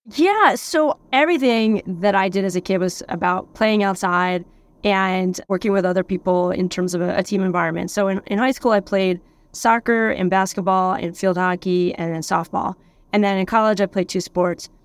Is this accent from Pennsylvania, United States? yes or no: yes; Pennsylvania, United States; moved away as an adult; also born or lived in San Diego, California; now in Sausalito, United States; I grew up in Pennsylvania